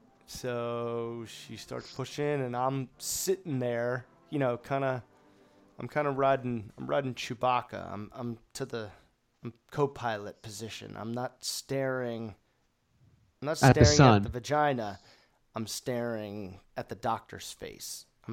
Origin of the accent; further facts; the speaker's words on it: Jamaica; Well, I'm Jamaican.